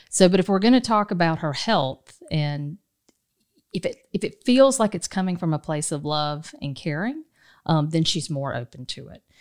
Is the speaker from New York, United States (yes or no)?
no; Dodge County, South Georgia, United States; moved away; I grew up in a, in a place called Dodge County